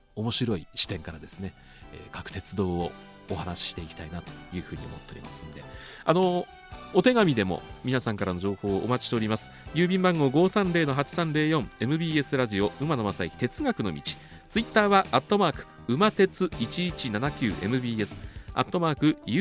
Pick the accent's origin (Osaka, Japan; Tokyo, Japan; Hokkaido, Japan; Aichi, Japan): Tokyo, Japan; 子供の頃は東京で育ちまして